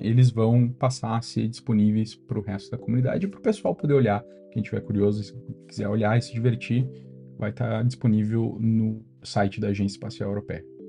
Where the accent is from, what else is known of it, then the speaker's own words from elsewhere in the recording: Brazil; moved away as an adult; also born or lived in London, United Kingdom / Germany; now in Stockholm, Sweden; crescendo no Brasil